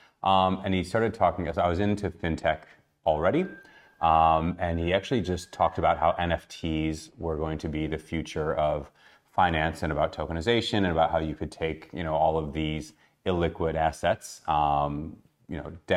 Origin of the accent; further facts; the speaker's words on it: Chicago, Illinois, United States; also born or lived in Australia; now in Tel Aviv, Israel; I'm originally from Chicago, first half of my life, Australia, the second half of my life, and now in Tel Aviv.